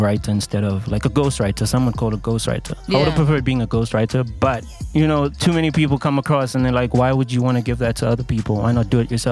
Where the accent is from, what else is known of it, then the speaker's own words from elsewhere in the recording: Durban, KwaZulu-Natal, South Africa; I'm from Durban